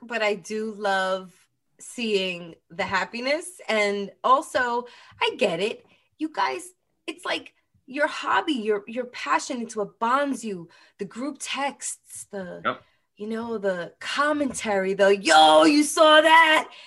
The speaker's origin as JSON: {"language": "English", "region": "New York", "country": "United States", "said": "as a New Yorker"}